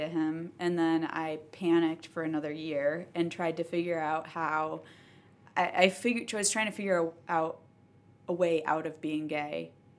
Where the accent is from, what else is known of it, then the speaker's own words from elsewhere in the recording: Connecticut, United States; I grew up in Connecticut about an hour and a half south of Boston.